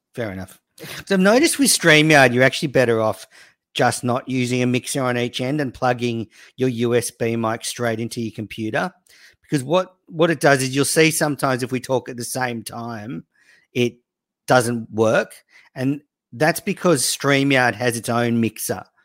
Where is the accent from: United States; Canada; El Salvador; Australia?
Australia; also born or lived in New South Wales; I'm Australian